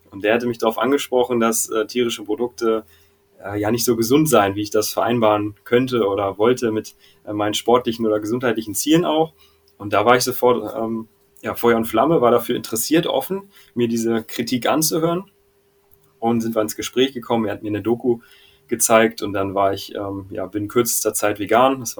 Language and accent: German; Hanover, Lower Saxony, Germany; Aus Hildesheim, aber ich komme ursprünglich aus Hannover und da kommt auch dieser Kumpel her.